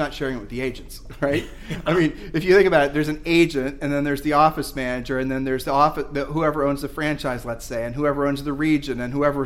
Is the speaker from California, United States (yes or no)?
no; Ohio, United States; I'm the one from Ohio